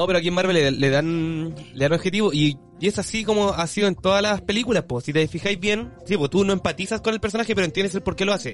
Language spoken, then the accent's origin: Spanish; Maipú, Santiago Metropolitan Region, Chile; yo salí colegio técnico de Maipú